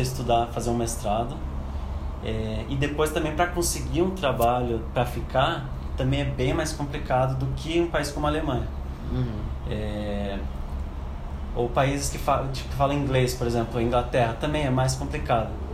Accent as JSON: {"language": "Portuguese", "town": "Curitiba", "region": "Paraná", "country": "Brazil", "tie": "born or raised there", "also_born_or_lived": "Frankfurt, Germany", "moved": "as an adult", "lives_now": "Germany", "said": "eu nasci e cresci em Curitiba desde, é, até os 26 anos"}